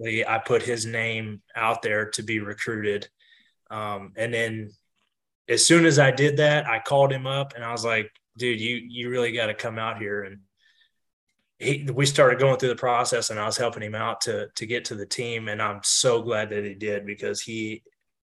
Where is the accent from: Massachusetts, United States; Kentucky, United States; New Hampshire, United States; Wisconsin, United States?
Kentucky, United States; moved away; I was born in Kentucky